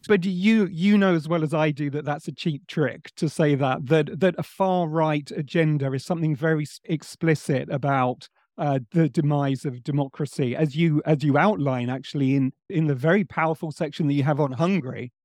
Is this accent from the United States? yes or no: no; England, United Kingdom; one Englishman